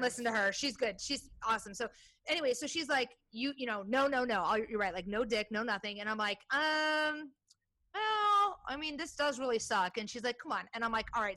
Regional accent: Iowa, United States; now in Portland, United States; I grew up in Iowa

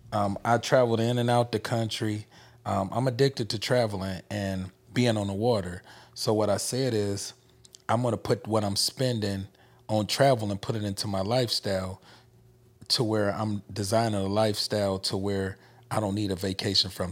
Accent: Memphis, Tennessee, United States; We come from Memphis, Tennessee

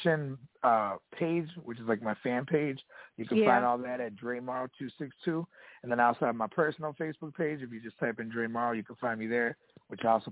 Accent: Kenosha, Wisconsin, United States; I'm calling from my hometown of Kenosha, Wisconsin

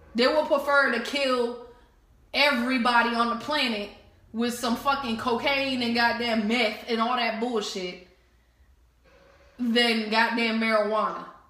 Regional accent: New Jersey, United States; now in Atlanta, United States; I'm from Jersey, so of course. Cause I know when I came over here to Atlanta

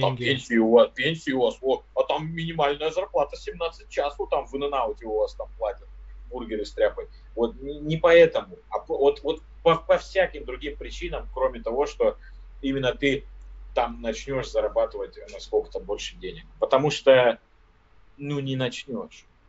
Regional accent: Siberia, Russia; moved away as an adult; now in United States; Я родился в, в глубинке, в Сибири, в деревне, то есть я не из Москвы и не из, там, из какого-то крупного города

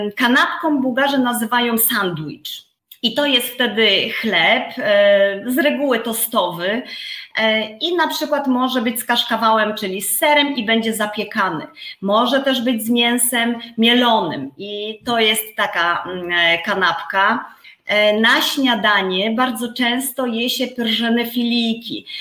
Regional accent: Poland; moved away as an adult; now in Bulgaria; ja wychowałam się na wsi

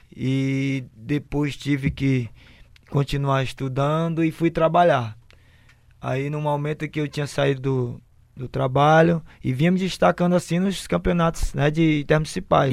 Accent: Fortaleza, Ceará, Brazil; Sou de Fortaleza, natural da Lagoa Redonda

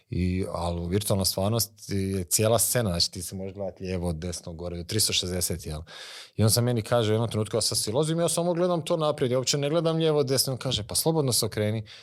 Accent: Vukovar, Vukovar-Srijem County, Croatia; To je moj rodni grad, a Vukovar.

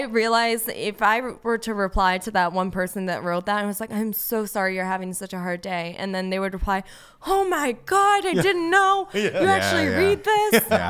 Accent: West Palm Beach, Florida, United States; now in Los Angeles, United States; He's, you know, we're both from West Palm Beach. We both went to Florida State. We both moved to LA for acting, and we both have the same birthday.

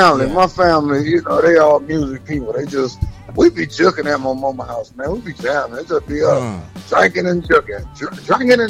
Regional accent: Miami, Florida, United States; also born or lived in Atlanta; now in Tampa, United States; I'm in the Bay, you know, I got to get the Bucks they play. But when I was in the A, I had to get the Falcons they play. But I'm Miami.

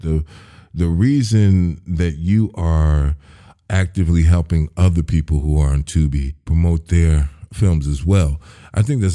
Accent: Chicago, Illinois, United States; I'm from the Shy

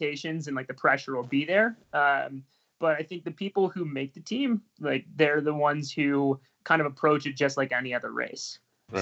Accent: Bangor, Maine, United States; so I'm Canadian. From Bangor

